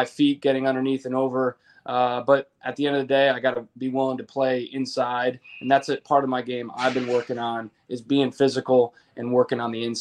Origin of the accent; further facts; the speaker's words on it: Connecticut, United States; moved away as an adult; I'm from Connecticut